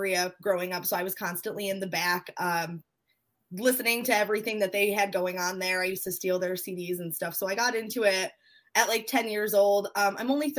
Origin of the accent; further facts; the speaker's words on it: Central New York, United States; I'm from Central New York.